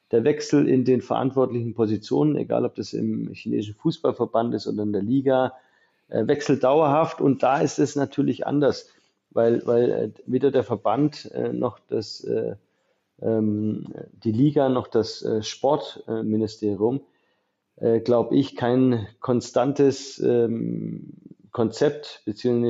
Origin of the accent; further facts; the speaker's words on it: Illingen, Baden-Württemberg, Germany; also born or lived in Mühlacker; Äh, ich bin zwar in Mühlacker geboren, weil es bei mir im Dorf kein Krankenhaus gab. Ich bin aus Illingen, ähm, also da ist er, da geht ja genau die Grenze zwischen Baden und Württemberg den durch.